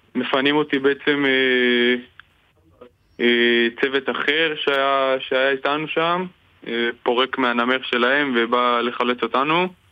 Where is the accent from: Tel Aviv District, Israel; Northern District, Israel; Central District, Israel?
Northern District, Israel; Kiryat Shmona; now in Tirat Carmel, Israel; אני בארץ מקריית שמונה